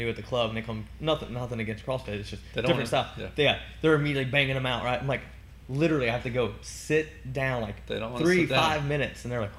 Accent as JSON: {"language": "English", "town": "Hebron", "region": "Kentucky", "country": "United States", "tie": "born or raised there", "said": "So, I was born and raised right here in Hebron, Boone County. My family has been out there since like the late 30s. I grew up in the same house my grandpa grew up in, or my mom grew up in. Stayed local, bought a house a mile down the road from the farm"}